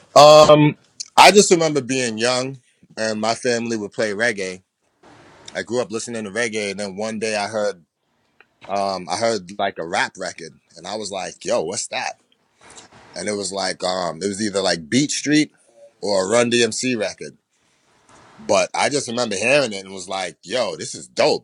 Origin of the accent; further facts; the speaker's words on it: Boston, Massachusetts, United States; also born or lived in New York / Jamaica; I grew up in Boston, but I've traveled a lot of places